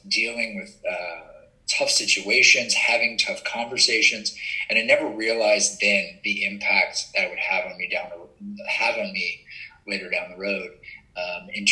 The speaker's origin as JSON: {"language": "English", "town": "Baton Rouge", "region": "Louisiana", "country": "United States", "tie": "born or raised there", "said": "growing up in Baton Rouge in a college town"}